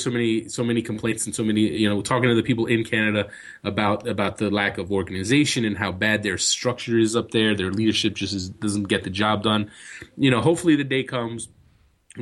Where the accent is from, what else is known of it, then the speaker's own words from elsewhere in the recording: United States; I'm an American